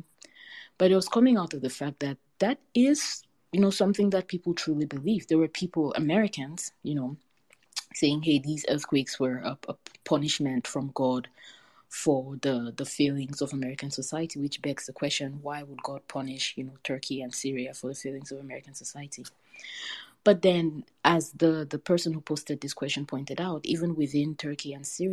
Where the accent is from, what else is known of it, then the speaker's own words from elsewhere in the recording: Buea, Southwest Region, Cameroon; I grew up in Buea, which is a small town on the slopes of Mount Faku, also known as Mount Cameroon